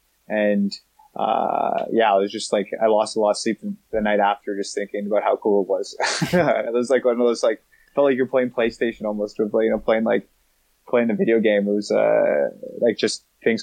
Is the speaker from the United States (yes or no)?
no; Canada; Being Canadian